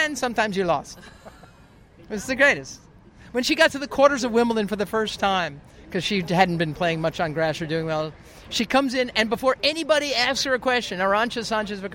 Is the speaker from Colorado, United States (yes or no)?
no; New York City, New York, United States; I'm a chick from Queens. I grew up about 20 minutes away from here.